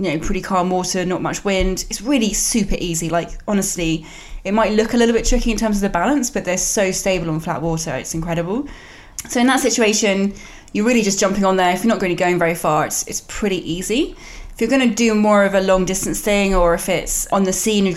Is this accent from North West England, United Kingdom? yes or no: no; near Cambridge, East of England, United Kingdom; I grew up near Cambridge